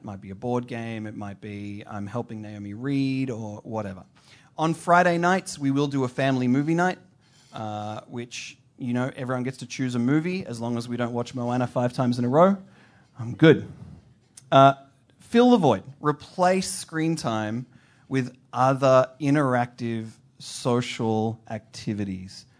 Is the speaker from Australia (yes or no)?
yes; Australia; moved away; I'm from Australia. My family is in Australia